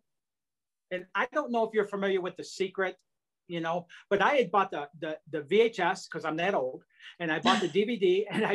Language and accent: English; Detroit, Michigan, United States; growing up in Detroit